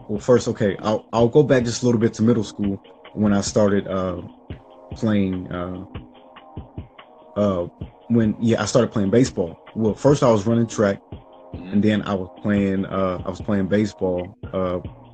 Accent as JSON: {"language": "English", "town": "Kansas City", "country": "United States", "tie": "born or raised there", "said": "I was born and raised in Kansas City, many different parts of Kansas City, mainly like growing up from birth to about 8 years old. It was South Kansas City, Missouri. Then after that, moved to Kansas City, Kansas"}